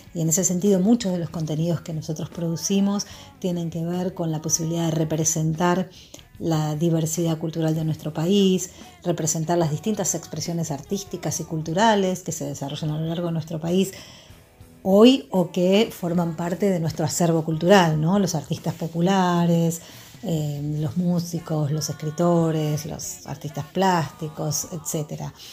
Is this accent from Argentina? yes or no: yes; Argentina; qué nos conforma como Argentina